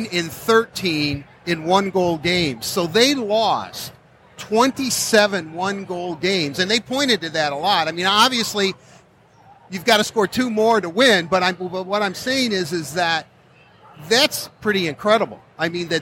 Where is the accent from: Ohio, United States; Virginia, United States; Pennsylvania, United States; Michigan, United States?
Michigan, United States; Detroit; growing up in Detroit